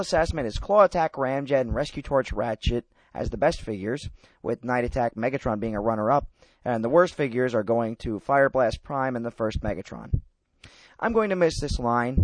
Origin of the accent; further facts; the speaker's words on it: New York, United States; being a New Yorker myself